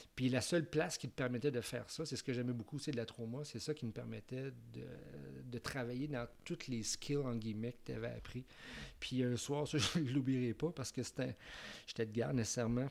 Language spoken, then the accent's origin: French; Quebec City, Quebec, Canada; moved away as an adult; now in Montreal, Canada; je viens de Québec